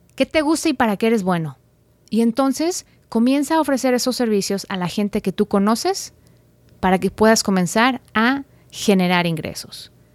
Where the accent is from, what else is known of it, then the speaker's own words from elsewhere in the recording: Guadalajara, Jalisco, Mexico; de Guadalajara, México, mi ciudad natal